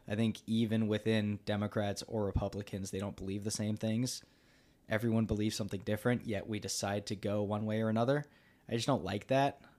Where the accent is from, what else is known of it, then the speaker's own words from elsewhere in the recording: United States; I am from America